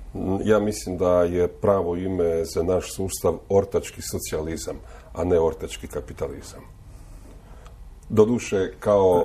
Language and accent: Croatian; Istria County, Croatia; ja 30 godina slušam ovdje kod nas u Istri